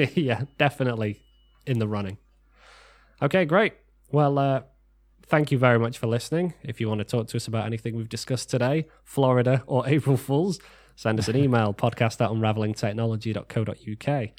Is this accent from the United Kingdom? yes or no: yes; United Kingdom; We are British